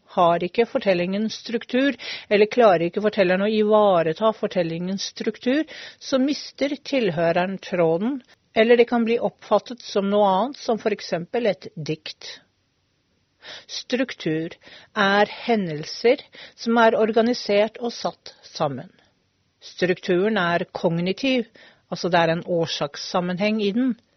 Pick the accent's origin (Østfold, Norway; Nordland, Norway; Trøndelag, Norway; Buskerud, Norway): Østfold, Norway; Hvaler; jeg er jo fra Hvaler, en øy, eller en øy på Hvaler. En øy som heter Asmaløy.